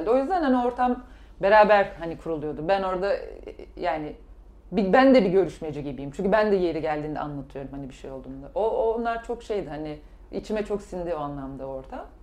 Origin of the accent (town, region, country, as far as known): Kars, Kars Province, Turkey